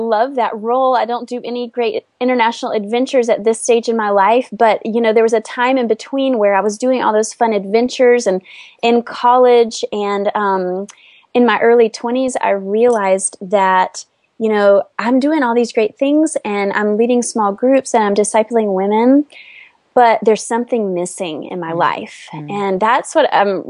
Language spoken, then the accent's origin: English; North Carolina, United States; moved away as an adult; also born or lived in Washington, District of Columbia, United States; I grew up in a sweet small town in North Carolina